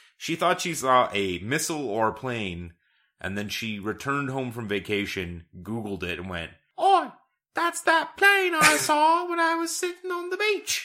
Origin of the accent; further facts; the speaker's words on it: Canada; We're Canadian